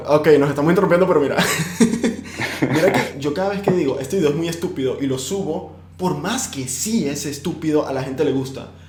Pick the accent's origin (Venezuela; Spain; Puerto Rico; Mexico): Venezuela; moved away; yo soy venezolano